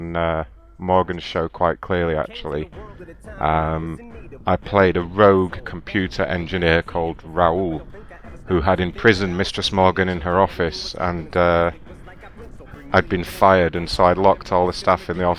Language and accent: English; England, United Kingdom; accent: English; my English accent